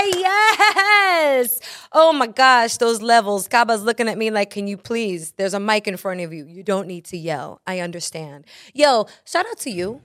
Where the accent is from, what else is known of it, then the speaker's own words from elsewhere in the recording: New York City, New York, United States; I am from Brooklyn